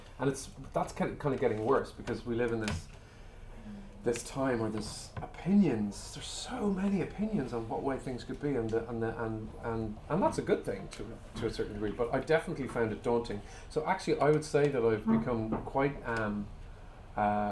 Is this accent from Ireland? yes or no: yes; Ireland; I'm an Irish person